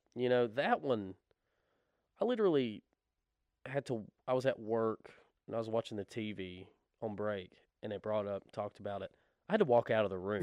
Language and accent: English; the Bible Belt, United States; we were raised in the Bible Belt.